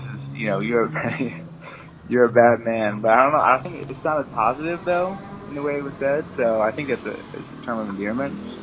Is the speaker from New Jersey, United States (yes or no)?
no; New York City, New York, United States; I grew up in New York City, very small apartment.